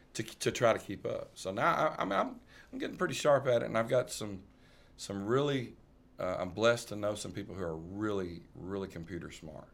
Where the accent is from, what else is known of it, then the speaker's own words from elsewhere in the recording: Burlison, Tennessee, United States; I was raised in Burleson, Tennessee from about six months old all the way up.